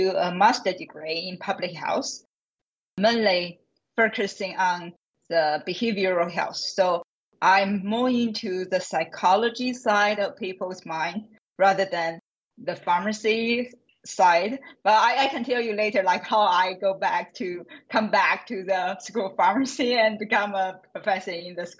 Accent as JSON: {"language": "English", "country": "China", "tie": "born or raised there", "also_born_or_lived": "Hong Kong / Australia", "moved": "as an adult", "lives_now": "United States", "said": "I was born in China. I finished my pharmacy degree in China as well."}